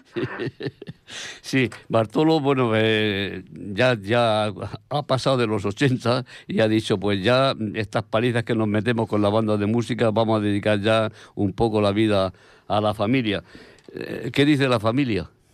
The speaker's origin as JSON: {"language": "Spanish", "town": "Abanilla", "region": "Region of Murcia", "country": "Spain", "tie": "born or raised there", "moved": "yes", "said": "el pueblo que me vio nacer y que me, soporta cuando voy, en Abanilla, Murcia"}